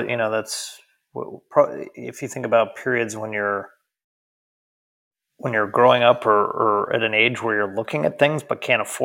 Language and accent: English; United States; as an American